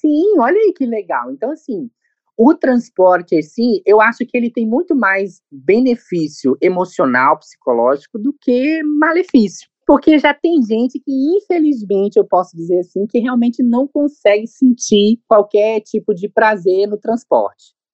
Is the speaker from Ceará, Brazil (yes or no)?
no; Governador Valadares, Minas Gerais, Brazil; da cidade de Governador Valadares, que é minha cidade natal